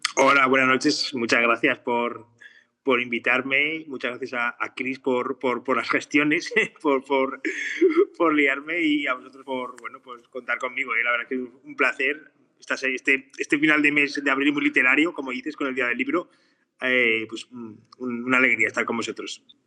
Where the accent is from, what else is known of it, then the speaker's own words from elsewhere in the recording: Borja, Aragon, Spain; yo soy de Borja, eh, Borja también se vive la historia del patrimonio